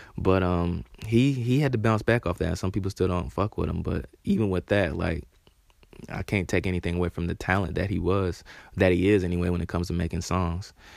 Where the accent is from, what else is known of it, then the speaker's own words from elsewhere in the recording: Charlotte, North Carolina, United States; I'm from Charlotte